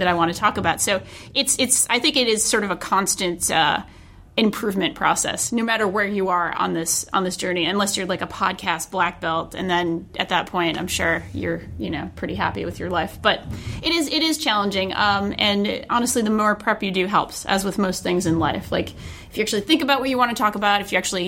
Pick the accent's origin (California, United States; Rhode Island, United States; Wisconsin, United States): Rhode Island, United States; my home state of Rhode Island